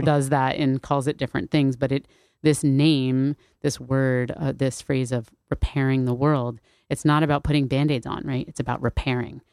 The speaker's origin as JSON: {"language": "English", "town": "New Haven", "region": "Connecticut", "country": "United States", "tie": "born or raised there", "said": "I grew up in New Haven in this very, like, racially mixed, culturally mixed community"}